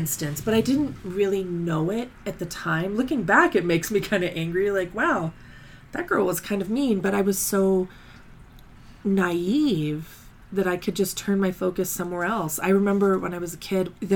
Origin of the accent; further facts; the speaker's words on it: Colorado Springs, Colorado, United States; I grew up in Colorado Springs